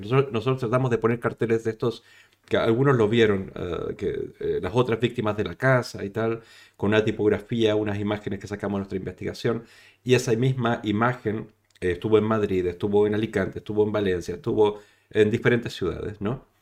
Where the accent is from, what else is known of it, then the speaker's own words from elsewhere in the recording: Chile; now in Spain; yo no soy español, soy chileno